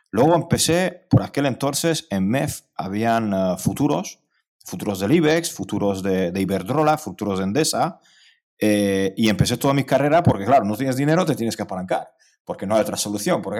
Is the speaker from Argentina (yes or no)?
no; Hungary; now in Spain; no llegué en patera porque vengo de Hungría y en Hungría no se puede llegar a España en patera.